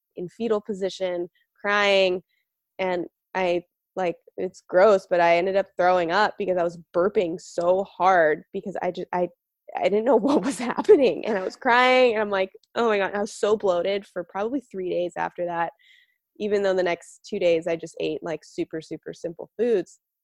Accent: outside of Las Vegas, Nevada, United States; I grew up outside of Vegas

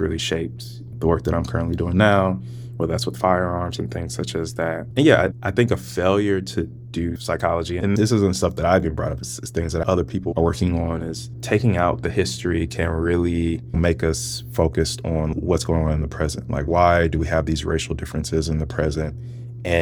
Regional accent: St. Louis, Missouri, United States; moved away as an adult; also born or lived in California; now in Virginia, United States; growing up in St. Louis, was like, I was in majority Black spaces

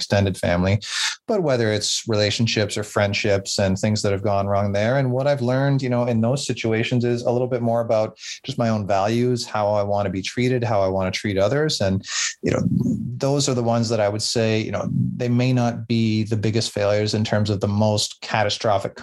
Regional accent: Southern Ontario, Canada; also born or lived in Nova Scotia; mostly grew up in Southern Ontario, but I also went out to Nova Scotia in Canada for 4 years when I was in university.

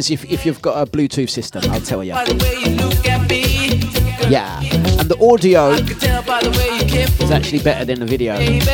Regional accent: London, United Kingdom; accent: cockney; I'm originally from Waltham Forest.

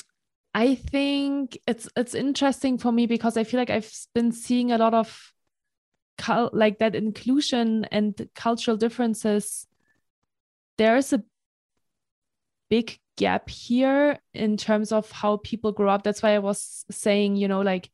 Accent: Germany; also born or lived in Marseille, France; now in United States; I grew up in Germany, right? Like, I'm German

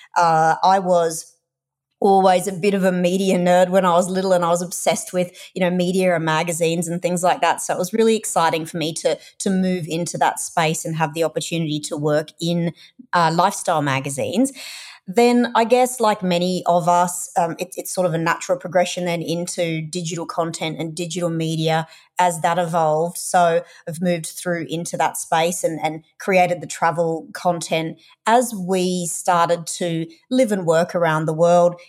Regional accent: Australia; accent: Australian; moved away as an adult; also born or lived in United Kingdom / Europe / North America; we're Australian, if you can't tell from my accent

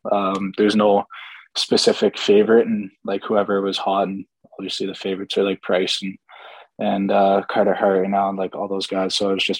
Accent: Ottawa, Ontario, Canada; also born or lived in England / Ireland / Germany / Italy; Like, obviously I'm from Ottawa, but I don't think that was biased at all.

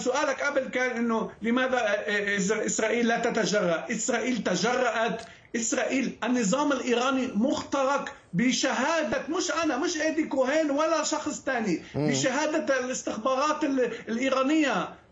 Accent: Lebanon; now in Israel; أنا كيهودي ولدت في لبنان

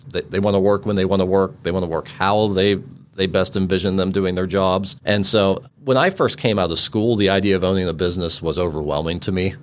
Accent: Western Pennsylvania, United States; we grew up in Western Pennsylvania, uh, where there was more deer than people

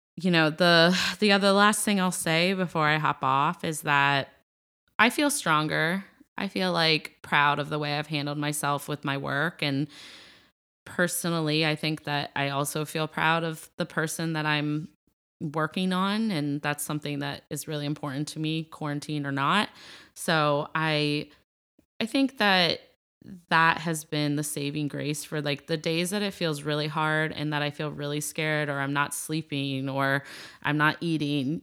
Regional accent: Ohio, United States; I'm from Ohio

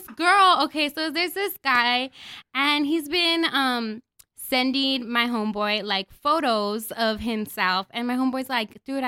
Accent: El Paso, Texas, United States; I grew up in the Valley, in the Lower Valley. I'm LV for life

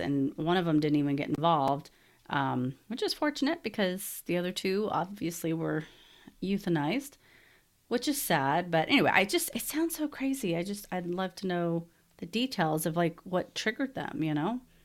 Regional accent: Texas, United States; moved away as an adult; now in Salt Lake City, United States; I'm originally from Texas

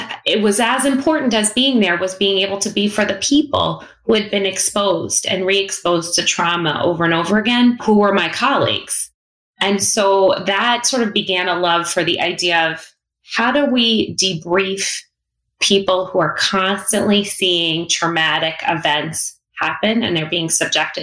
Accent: South Shore, Long Island, New York, United States; I'm from Long Island. And I knew people who were in the city, family members. You know, I grew up on the South Shore

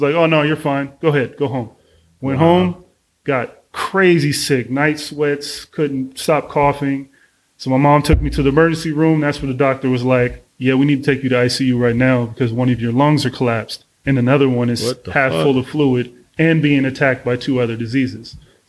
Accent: Oakland, California, United States; also born or lived in Berkeley / San Ramon / Texas; I am from Oakland, California, born in Berkeley. Moved when I was about 10 years old to San Ramon, lived out there for about 5 years before moving to Texas, lived in Texas for about 3.5 years, moved back to Oakland

